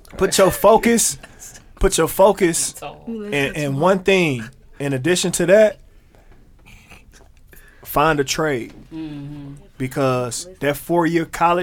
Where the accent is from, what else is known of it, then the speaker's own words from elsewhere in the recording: Milwaukee, Wisconsin, United States; I'm from Milwaukee